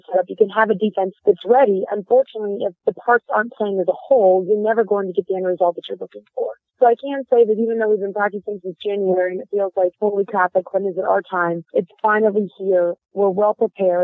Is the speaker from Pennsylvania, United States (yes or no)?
yes; outside of Pittsburgh, Pennsylvania, United States; also born or lived in Miami / Tampa / Jacksonville; now in Atlanta, United States; I grew up outside of Pittsburgh